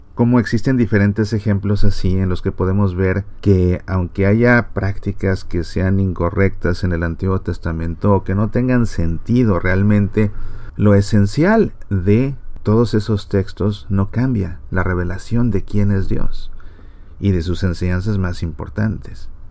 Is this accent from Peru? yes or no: no; Mexico; yo como mexicano